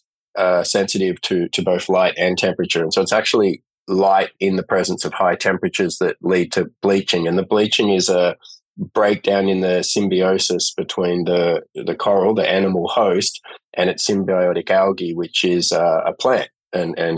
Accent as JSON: {"language": "English", "town": "Sydney", "region": "New South Wales", "country": "Australia", "tie": "born or raised there", "moved": "as an adult", "lives_now": "Coffs Harbour, Australia", "said": "So I grew up in Sydney on the northern beaches at Narrabeen"}